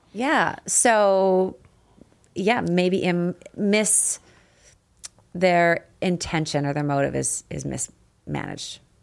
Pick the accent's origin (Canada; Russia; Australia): Canada; I got the can-, Canadian in me